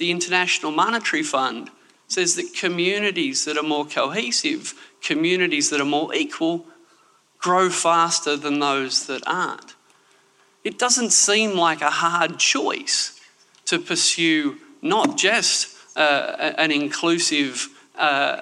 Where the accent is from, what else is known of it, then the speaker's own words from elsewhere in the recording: Canberra, Australian Capital Territory, Australia; also born or lived in Sydney; I'm from Canberra. We, citizens of Sydney, of which I was born